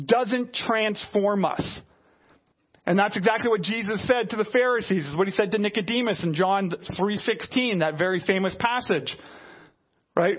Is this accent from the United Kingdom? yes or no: no; Canada; we're Canadian